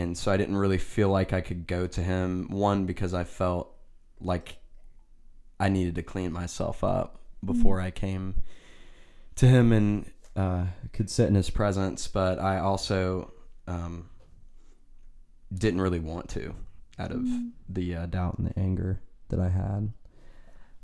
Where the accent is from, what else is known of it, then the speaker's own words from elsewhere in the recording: Nashville, Tennessee, United States; also born or lived in Hermitage, Tennessee; I'm from the Nashville, Tennessee area. Grew up here my whole life